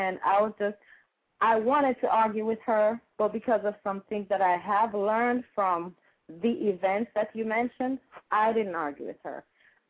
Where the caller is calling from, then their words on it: Tampa, Florida, United States; I'm calling from Tampa.